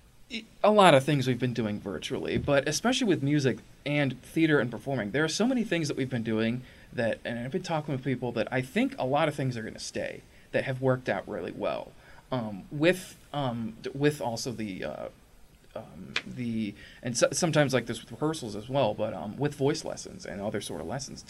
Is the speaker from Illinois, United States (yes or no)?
yes; Springfield, Illinois, United States; also born or lived in Boston; My hometown, birthplace. I mean, I grew up here in Springfield